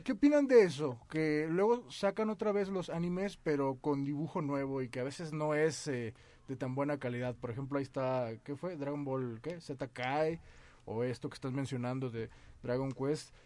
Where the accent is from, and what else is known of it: Mexico